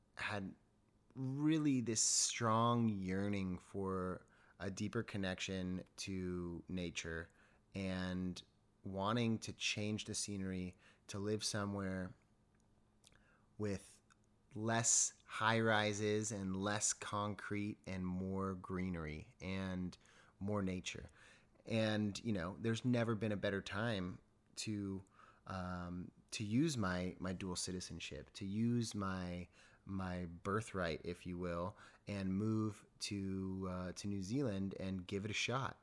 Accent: San Diego, California, United States; also born or lived in Los Angeles; I'm born and raised in Southern California. Um, I'm from San Diego originally

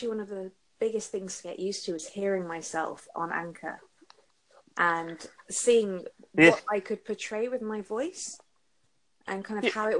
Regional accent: England, United Kingdom

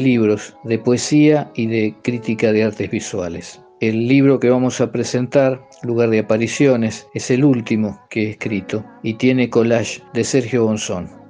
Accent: Pergamino, Buenos Aires Province, Argentina; nací en Pergamino, al norte de la provincia de Buenos Aires, en 1955

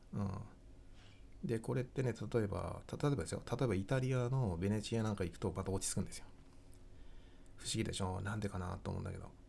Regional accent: Tohoku, Japan; now in Kanto, Japan; 私も東北の生まれだから、こっちに関東に入ってきてね

